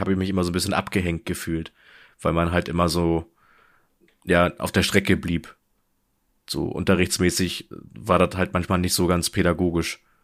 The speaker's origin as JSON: {"language": "German", "country": "Germany", "said": "du selbst als Deutscher"}